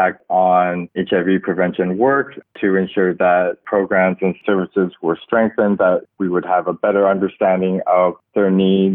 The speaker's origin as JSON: {"language": "English", "town": "Burnaby", "region": "British Columbia", "country": "Canada", "tie": "born or raised there", "moved": "yes", "lives_now": "Toronto, Canada", "said": "I was born in Canada into a religious family and also quite conservative too. I grew up in Burnaby, just outside of Vancouver"}